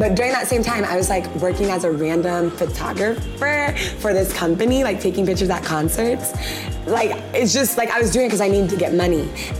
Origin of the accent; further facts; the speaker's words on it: Ghana; there's certain things I think as Ghanaian women, we're just, it just comes and it's like cooking.